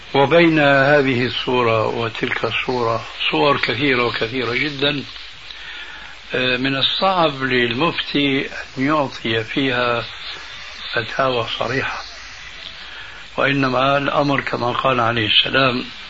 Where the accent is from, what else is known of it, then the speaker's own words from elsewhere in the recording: Syria; moved away; وعندنا في سوريا لما كنا هناك